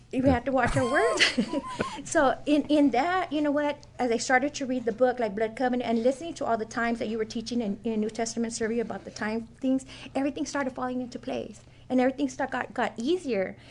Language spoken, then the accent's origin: English; Oxnard, California, United States; moved away; I'm originally from Oxnard, California